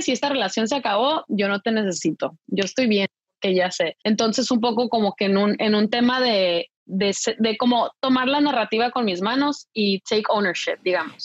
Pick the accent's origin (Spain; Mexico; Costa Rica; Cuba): Mexico; also born or lived in United States; now in Paris, France; en México, de donde yo soy